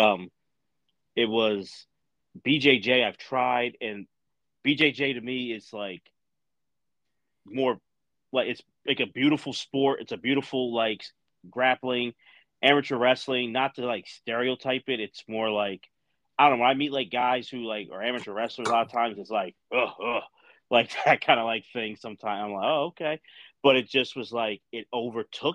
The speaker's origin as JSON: {"language": "English", "town": "Philadelphia", "region": "Pennsylvania", "country": "United States", "said": "I'm like right outside of Philadelphia. Like I'm from Philly, but live in that side"}